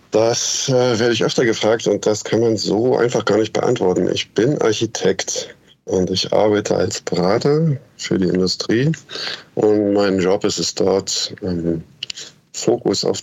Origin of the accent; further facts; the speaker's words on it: Germany; Ich bin äh, als Kind in der DDR geboren. Und äh, als ich 16 war, 15, 16, da kam die Wende.